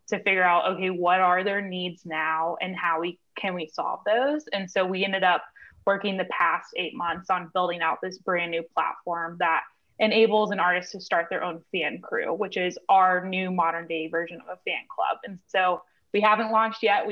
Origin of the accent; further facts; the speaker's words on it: Nashville, Tennessee, United States; I grew up in Nashville